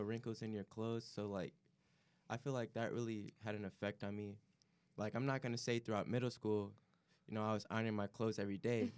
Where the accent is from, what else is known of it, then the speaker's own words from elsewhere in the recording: Chicago, Illinois, United States; I'm coming from Chicago area